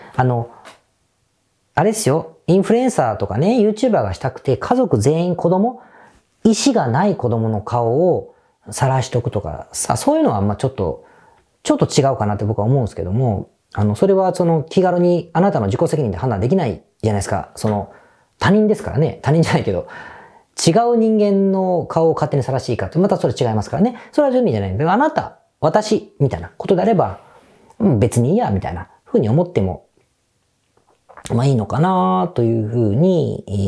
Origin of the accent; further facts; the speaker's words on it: Osaka, Japan; moved away as an adult; now in Tokyo, Japan; 僕大阪出身なんですが